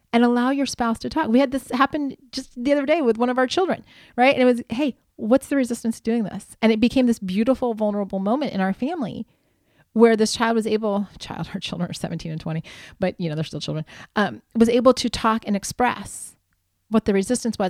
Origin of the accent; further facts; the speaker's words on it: Midwest, United States; also born or lived in Palm Desert, California; now in California, United States; growing up in the Midwest